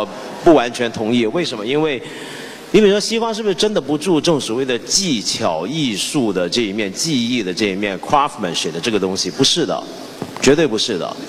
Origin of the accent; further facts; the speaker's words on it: China; 我中国人老讲西方，西方，西方那么大，那么复杂。